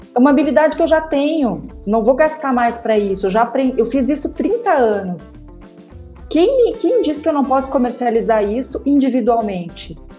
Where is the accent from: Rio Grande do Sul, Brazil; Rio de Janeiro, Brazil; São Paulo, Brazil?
Rio Grande do Sul, Brazil; eu sou gaúcha